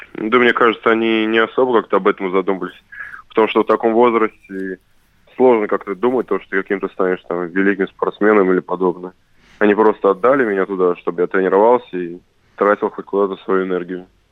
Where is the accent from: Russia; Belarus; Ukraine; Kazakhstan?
Russia; Saratov, Saratov Oblast; это команда моего города. Я коренной саратовец